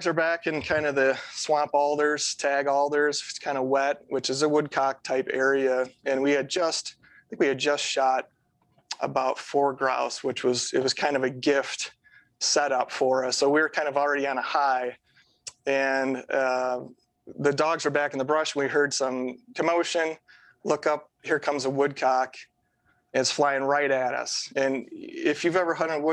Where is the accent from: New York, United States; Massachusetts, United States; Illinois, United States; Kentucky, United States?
Illinois, United States; far north suburbs of Chicago; now in North Central Illinois, United States; I grew up in far north suburbs of Chicago